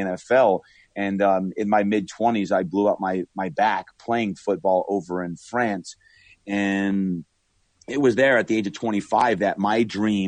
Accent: Brick, New Jersey, United States; moved away; growing up in Brick, New Jersey, which is very much a blue collar town

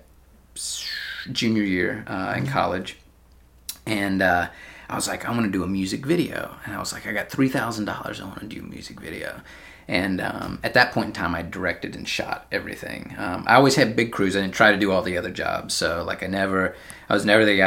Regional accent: Georgia, United States; moved away as an adult; now in San Francisco, United States; I'm from Georgia

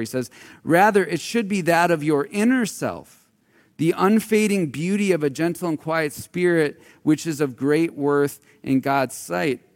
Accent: Marinette, Wisconsin, United States; I grew up in Marinette, Wisconsin.

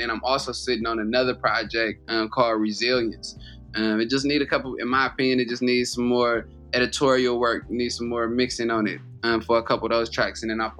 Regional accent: Oakland, California, United States; I'm from Oakland, so that's like a hometown hero right there.

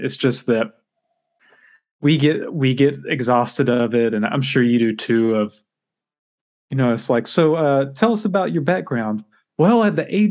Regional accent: Paris, Texas, United States; Paris, Texas.

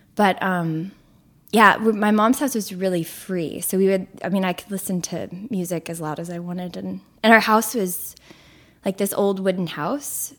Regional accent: Houston, Texas, United States; moved away as an adult; now in Brooklyn, United States; I grew up in Houston, which is not like what you imagine Texas is like

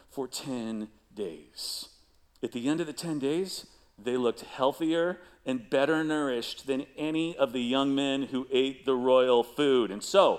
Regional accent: Chicago, Illinois, United States; moved away; I grew up in Chicago

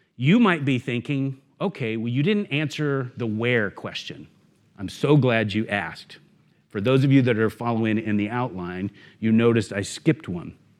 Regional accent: the South, United States; I'm from the South, so we say y'all

